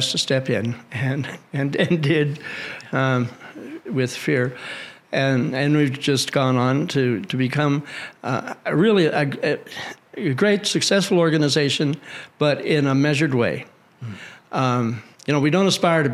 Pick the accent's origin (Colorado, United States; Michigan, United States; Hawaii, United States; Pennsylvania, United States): Colorado, United States; I'm from Colorado, actually.